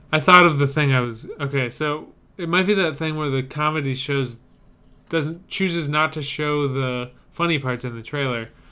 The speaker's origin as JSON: {"language": "English", "country": "United States", "said": "I'm from America"}